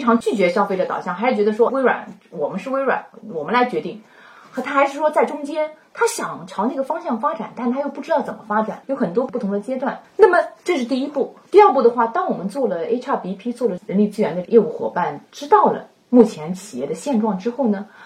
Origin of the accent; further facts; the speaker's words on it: Wuxi, Jiangsu, China; moved away as an adult; also born or lived in Suzhou, China / Canada; now in United States; 我的家乡在无锡，江苏无锡。我在本科读的是英语教育，是在苏州大学